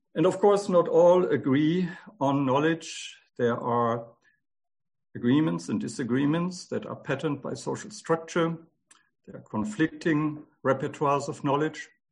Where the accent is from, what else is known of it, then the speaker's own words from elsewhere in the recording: Germany; moved away; I was born in 1951 in Germany, six years after the end of the Holocaust. I grew up in a country in which the genocide was thoroughly silenced